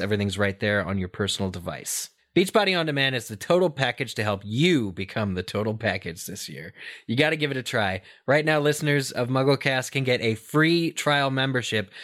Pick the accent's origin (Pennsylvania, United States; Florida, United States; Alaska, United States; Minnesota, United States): Pennsylvania, United States; I'm from Pennsylvania